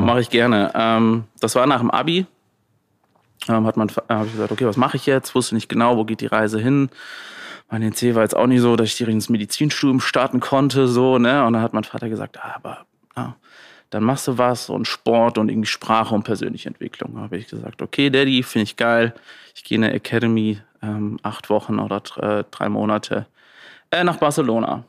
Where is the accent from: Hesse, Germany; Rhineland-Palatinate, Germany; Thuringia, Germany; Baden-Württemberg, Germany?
Rhineland-Palatinate, Germany; Landau; Also Landau in der Pfalz. Ähm, bin immer noch gerne da. Ähm, bin ich aufgewachsen